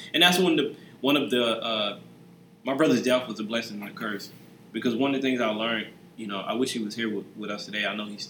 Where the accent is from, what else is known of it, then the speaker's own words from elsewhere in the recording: the South, United States; So, you know, me, you know, I'm from the South.